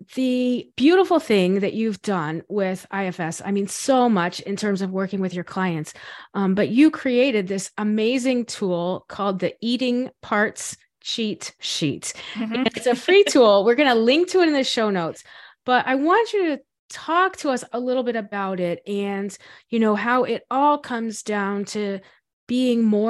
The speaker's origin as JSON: {"language": "English", "region": "Florida", "country": "United States", "tie": "born or raised there", "said": "we grew up in Florida"}